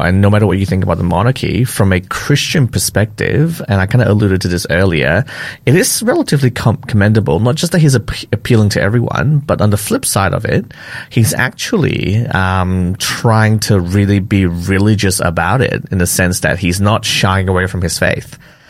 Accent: Malaysia; moved away; I grew up in Malaysia

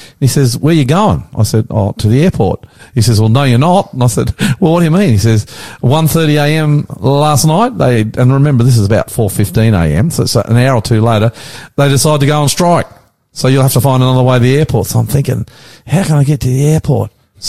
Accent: Australia; Yep. I'm the Aussie pastor.

